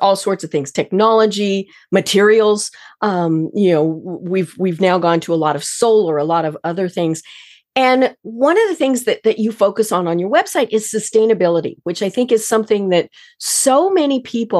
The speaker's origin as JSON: {"language": "English", "town": "Denver", "region": "Colorado", "country": "United States", "said": "I'm from Denver."}